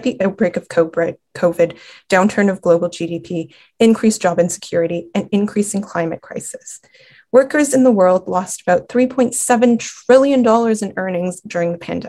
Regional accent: United States; we as American citizens

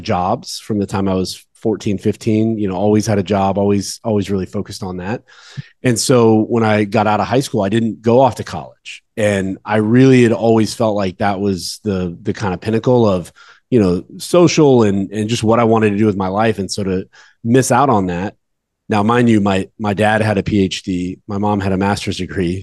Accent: Dallas-Fort Worth area, Texas, United States; I'm from the Dallas Fort Worth area

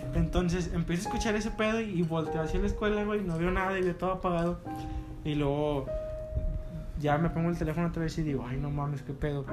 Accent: Gómez Palacio, Durango, Mexico; todos somos de aquí de Gómez

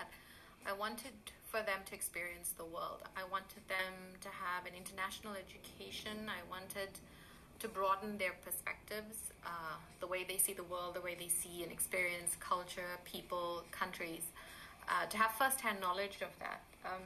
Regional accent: Durban, KwaZulu-Natal, South Africa; moved away as an adult; also born or lived in Chatsworth; now in Italy; I grew up in Durban

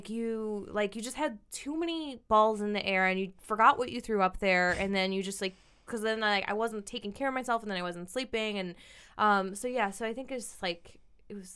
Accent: Midwest, United States; I mean, this as a Midwesterner, probably.

